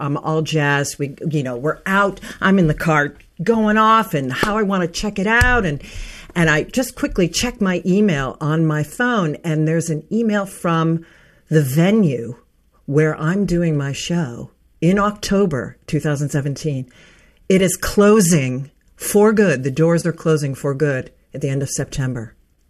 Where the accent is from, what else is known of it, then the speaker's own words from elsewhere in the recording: Pittsburgh, Pennsylvania, United States; moved away; there is a training in my hometown of Pittsburgh, Pennsylvania, with Al Gore.